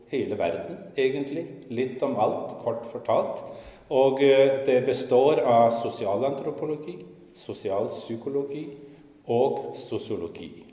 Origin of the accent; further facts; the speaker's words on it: Skien, Vestfold og Telemark, Norway; moved away as an adult; now in Copenhagen, Denmark; Jeg kommer fra Skien, men det er ikke så tydelig på språket mitt, for jeg har vært i København i nesten 49 år nå. 19 år i Skien og 49 år i København.